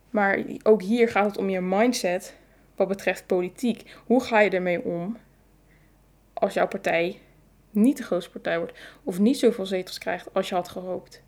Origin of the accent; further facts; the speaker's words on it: Netherlands; als Nederlanders